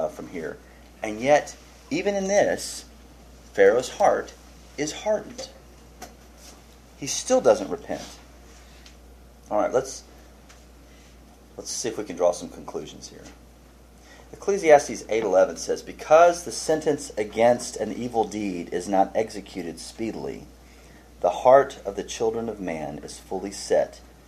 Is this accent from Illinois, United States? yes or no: no; Houston, Texas, United States; I grew up in Houston